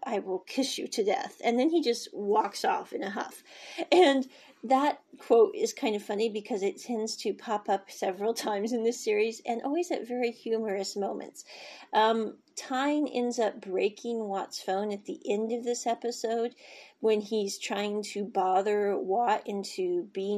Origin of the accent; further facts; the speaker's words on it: Kansas, United States; moved away; I was born in Kansas